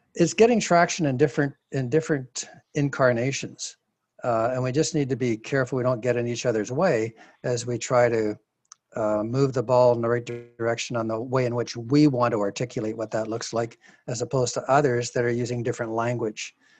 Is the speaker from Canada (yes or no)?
yes; Canada; as a Canadian